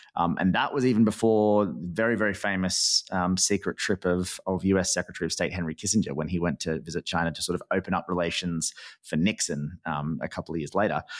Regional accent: Australia

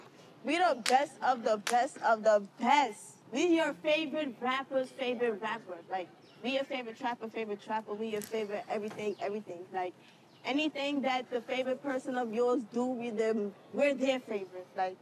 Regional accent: New York City, New York, United States; I'm really from all over Brooklyn

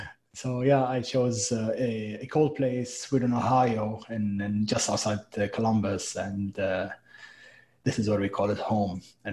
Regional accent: Lebanon; moved away; also born or lived in United States; I lived for a long time in Lebanon. I was born in Lebanon

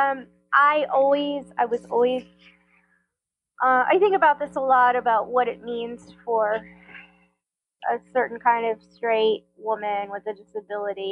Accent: Tampa, Florida, United States; I grew up in Tampa, Florida.

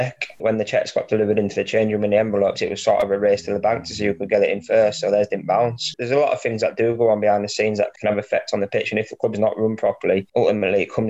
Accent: Scarborough, Yorkshire and the Humber, United Kingdom; my hometown club

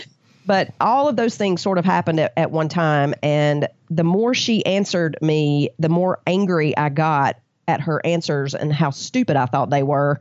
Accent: the South, United States

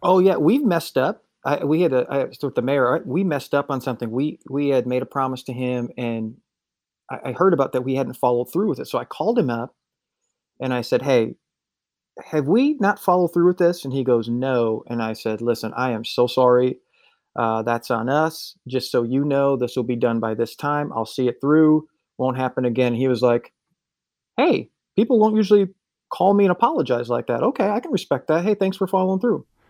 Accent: Wisconsin, United States; moved away as an adult; also born or lived in Miami; I was born in Wisconsin, and I grew up going to church.

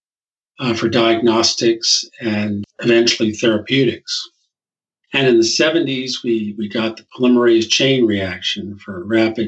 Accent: New Brunswick, New Jersey, United States; I was born in New Brunswick, New Jersey, which is where Rutgers University is located. And my dad taught at the local high school.

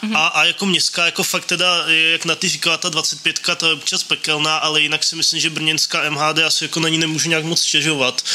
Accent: České Budějovice, South Bohemian Region, Czechia; now in Brno, Czechia; já jsem náplava z Českých Budějovic

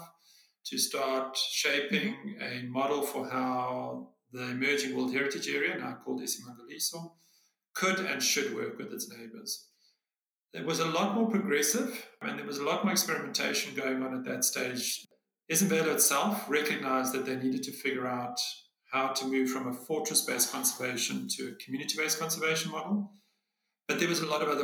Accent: Johannesburg, Gauteng, South Africa; I'm South African, born and bred, grew up in Johannesburg.

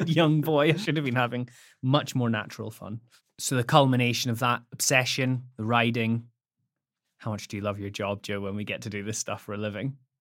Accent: the Highlands, Scotland, United Kingdom; also born or lived in Edinburgh; I grew up first in Edinburgh, but then in Hi-, the Highlands, Scotland for the most part

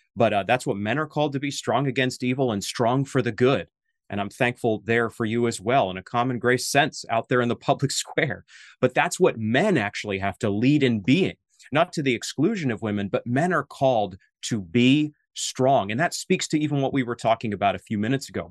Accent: Maine, United States; moved away; You're in my native New England. I'm from Maine

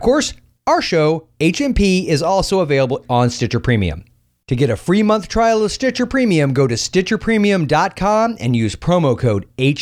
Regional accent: Florida, United States; my home state

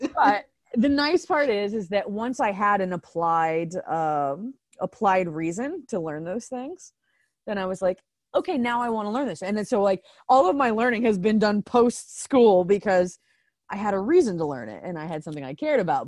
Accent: Circleville, Ohio, United States; I was born and raised in Circleville, Ohio

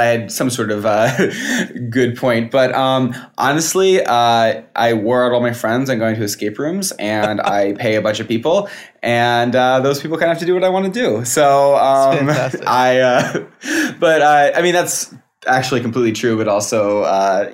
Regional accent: Schaghticoke, New York, United States; now in California, United States; I am from, also what people would say is not, I'm California now, but what people would say is not New York, but upstate New York as well, from outside of Albany.

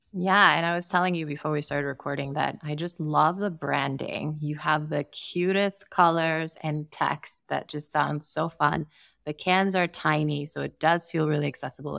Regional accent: Sierra Leone; I grew up in Sierra Leone and didn't drink until I turned, I think, twenty-one

